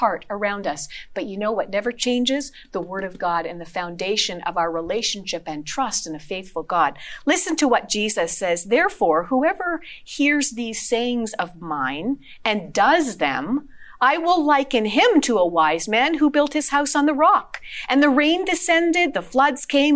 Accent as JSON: {"language": "English", "town": "Sudbury", "region": "Ontario", "country": "Canada", "tie": "born or raised there", "said": "I grew up in Sudbury as a little girl"}